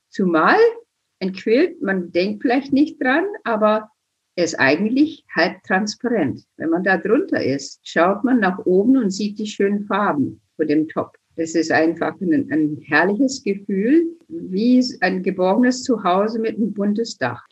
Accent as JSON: {"language": "German", "country": "United States", "tie": "born or raised there", "moved": "yes", "lives_now": "Germany", "said": "ich bin geboren in den USA, groß geworden auf der Prärie"}